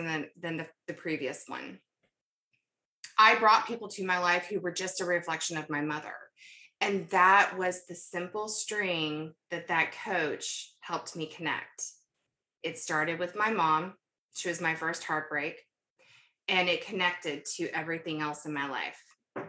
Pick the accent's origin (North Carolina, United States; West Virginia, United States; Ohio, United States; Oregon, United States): North Carolina, United States; also born or lived in Kentucky; We moved to North Carolina when I was about 10 from Kentucky, where I was born.